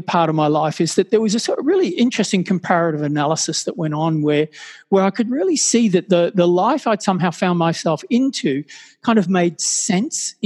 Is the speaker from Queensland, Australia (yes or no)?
yes; Brisbane, Queensland, Australia; moved away as an adult; also born or lived in Sydney; find myself moving from my hometown of Brisbane down to Sydney